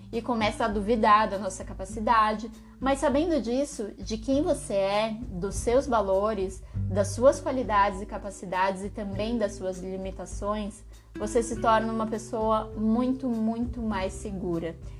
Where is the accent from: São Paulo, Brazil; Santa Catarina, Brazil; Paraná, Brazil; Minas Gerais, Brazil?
São Paulo, Brazil; Eu que sou de São Paulo